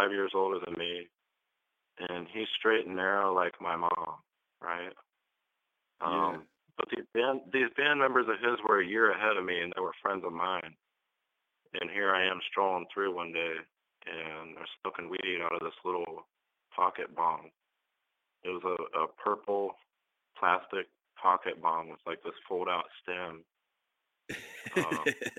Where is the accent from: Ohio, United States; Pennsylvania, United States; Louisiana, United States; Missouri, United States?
Ohio, United States; Northeast; also born or lived in Grand Rapids, Michigan / Springfield, Oregon; now in Eugene, United States; I was growing up in Ohio at the time. It's real dependent on what part of the state you're in there. I'm from Northeast Ohio.